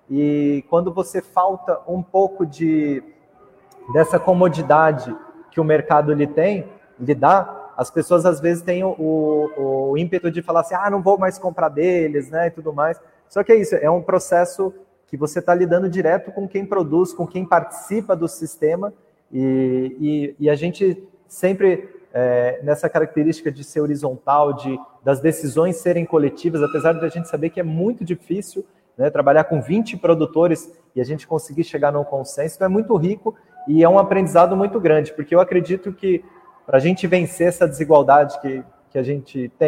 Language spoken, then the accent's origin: Portuguese; Mogi das Cruzes, São Paulo, Brazil; que sou de Mogi das Cruzes, ali da região de Itaiaçupeba